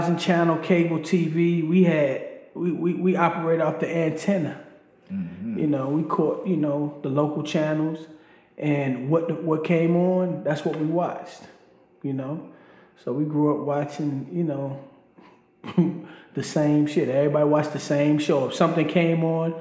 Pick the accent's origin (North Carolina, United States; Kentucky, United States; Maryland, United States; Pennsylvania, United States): Maryland, United States; Baltimore; also born or lived in Rappahannock County, Virginia; I was raised in Baltimore, Maryland.